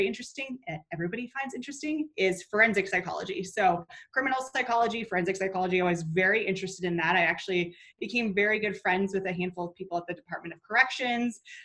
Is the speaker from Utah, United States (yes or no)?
no; Minnesota, United States; moved away as an adult; now in North Carolina, United States; where I grew up in Minnesota, currently in North Carolina